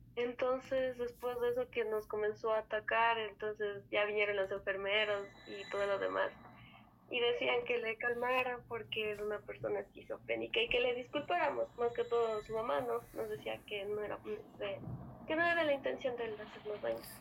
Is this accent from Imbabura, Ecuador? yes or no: yes; Otavalo, Imbabura, Ecuador; Soy de Ecuador, de la región Sierra, eh, Ciudad Otavalo